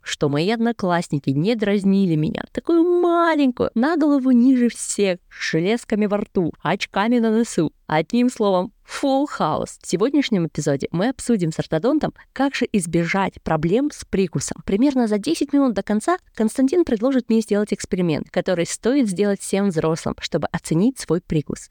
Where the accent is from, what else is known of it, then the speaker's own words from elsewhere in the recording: Kazakhstan; moved away; Я родом из Казахстана и сейчас работаю физиком-теоретиком по немецкой индустрии